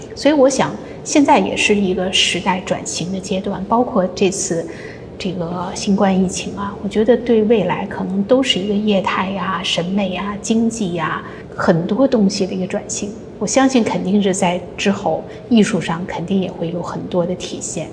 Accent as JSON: {"language": "Chinese", "country": "China", "moved": "yes", "lives_now": "United States", "said": "我们中国人"}